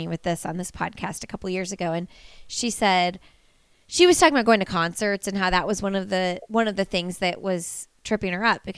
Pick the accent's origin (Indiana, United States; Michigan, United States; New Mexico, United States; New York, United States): Indiana, United States; moved away; I'm from Indiana